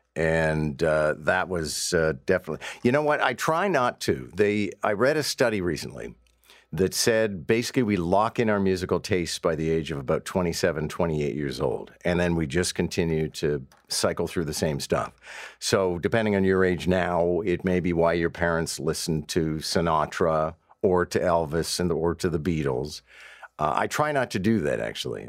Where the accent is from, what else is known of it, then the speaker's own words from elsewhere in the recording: Montreal, Quebec, Canada; moved away as an adult; now in Toronto, Canada; having grown up in Montreal